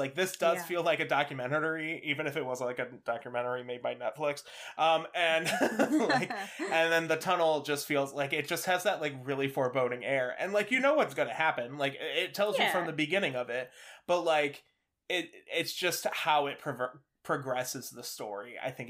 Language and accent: English; Midwest, United States; I was from the Midwest.